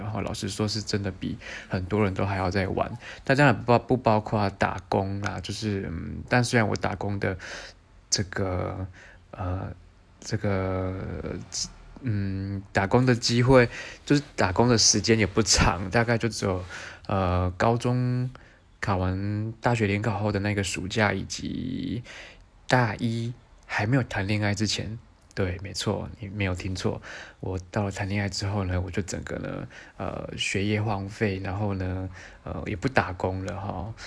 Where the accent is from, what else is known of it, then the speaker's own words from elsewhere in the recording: southern Taiwan, Taiwan; moved away as an adult; 我来自南部哈，然后是个乡下孩子这样